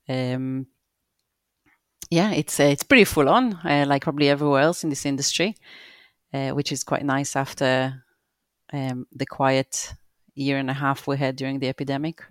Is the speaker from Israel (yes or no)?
yes; Israel; moved away as an adult; also born or lived in Brockley, London; now in London, United Kingdom; I live in Broccoli, Southeast London, and, uh, I grew up in Israel.